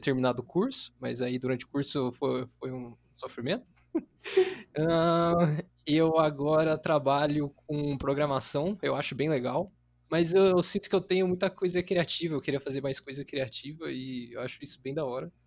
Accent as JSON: {"language": "Portuguese", "town": "São José dos Campos", "region": "São Paulo", "country": "Brazil", "said": "eu sou de São José dos Campos aí, igual o Biruel"}